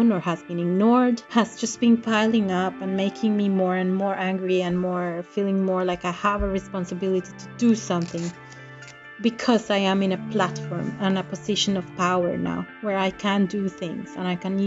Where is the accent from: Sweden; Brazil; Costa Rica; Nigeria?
Costa Rica; moved away as an adult; now in Bergen, Norway; I'm from Costa Rica, but I've lived in Norway for the last almost 14 years